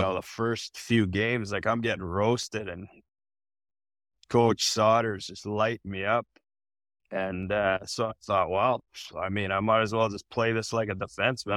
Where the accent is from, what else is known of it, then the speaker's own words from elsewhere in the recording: south of Calgary, Alberta, Canada; moved away; I'm living fifteen minutes south of Calgary